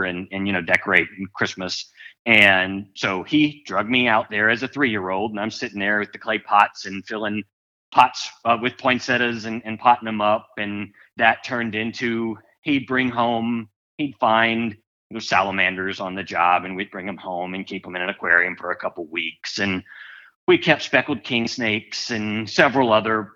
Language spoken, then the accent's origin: English; South Louisiana, United States; we grew up in South Louisiana